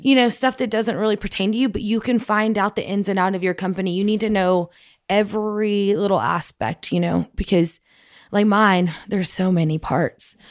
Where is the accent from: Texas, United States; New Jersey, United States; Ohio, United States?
Texas, United States; Andrews; I was born in Andrews, and we, that's where my dad started his first store